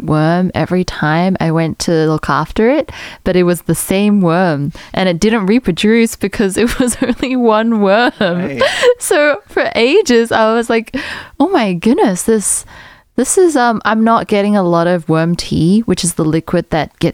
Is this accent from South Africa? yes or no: yes; South Africa; moved away; also born or lived in Australia; When I was a kid, I grew up in South Africa.